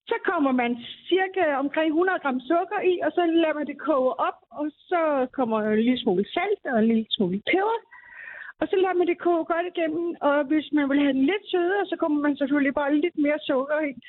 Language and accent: Danish; Bornholm, Capital Region of Denmark, Denmark; now in Zealand, Denmark; Nu bruger jeg Bornholmer sennep, fordi jeg er Bornholmer. Jeg bor godt nok på Sjælland, men jeg er Bornholmer.